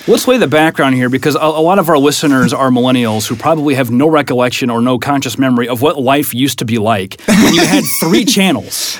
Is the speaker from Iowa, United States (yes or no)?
yes; Iowa, United States; now in St. Louis, United States; what I grew up with in Iowa